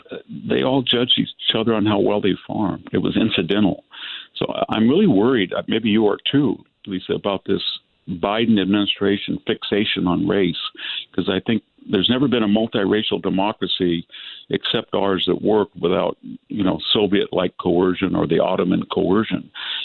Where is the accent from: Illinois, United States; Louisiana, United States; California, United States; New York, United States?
California, United States; San Joaquin Valley; born or raised there